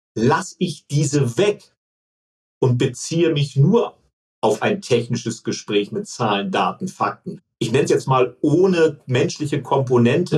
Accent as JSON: {"language": "German", "region": "Hamburg", "country": "Germany", "also_born_or_lived": "Munich"}